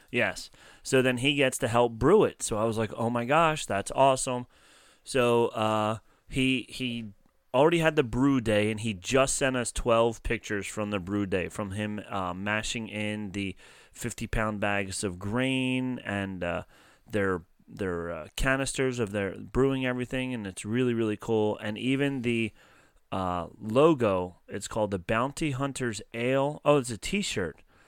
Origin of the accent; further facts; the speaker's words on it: New Jersey, United States; accent: Philly water accent; South Jersey, we have that Philly water accent